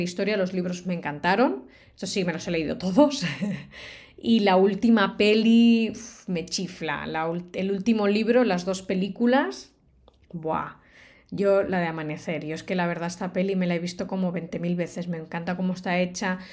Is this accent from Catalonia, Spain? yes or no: yes; Barcelona, Catalonia, Spain; Yo soy de Barcelona